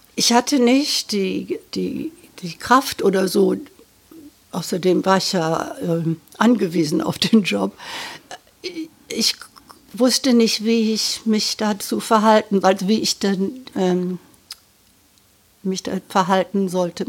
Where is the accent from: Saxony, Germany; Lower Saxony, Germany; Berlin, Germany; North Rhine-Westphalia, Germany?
North Rhine-Westphalia, Germany; Düsseldorf; moved away as an adult; also born or lived in Britain; meine Familie und meine Kindheit in Düsseldorf in 50er Jahren